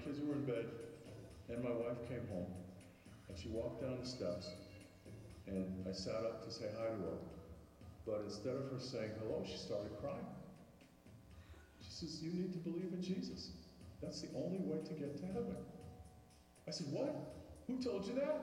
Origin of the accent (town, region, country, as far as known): New York, United States; born or raised there